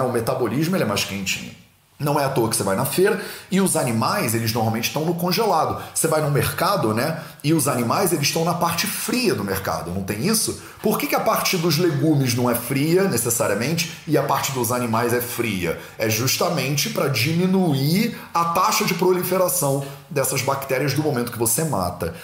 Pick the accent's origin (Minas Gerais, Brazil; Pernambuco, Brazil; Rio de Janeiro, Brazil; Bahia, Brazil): Rio de Janeiro, Brazil; accent: carioca; eu fui criado no Rio de Janeiro. No Rio de Janeiro, não dá nem para perceber, né? Pelo meu sotaque sutil, né? De carioca